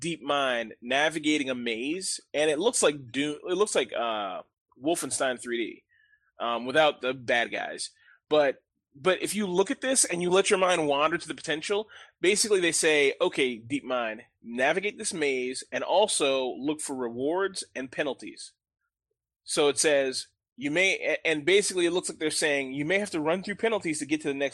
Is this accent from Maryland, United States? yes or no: yes; Montgomery County, Maryland, United States; The suburbs of the wealthy suburbs of Montgomery County, Maryland, second richest county in the United States